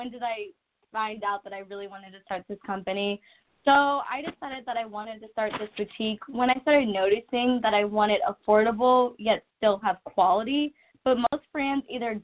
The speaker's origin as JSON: {"language": "English", "town": "Columbus", "region": "Ohio", "country": "United States", "said": "I am from Columbus, Ohio, so we do have this place called The Short North"}